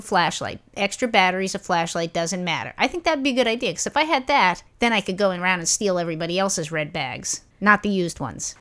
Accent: New York City, New York, United States; when I was a small kid and I was growing up in Brooklyn

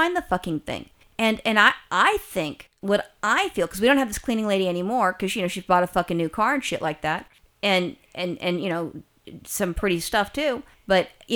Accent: California, United States; I'm a Californian.

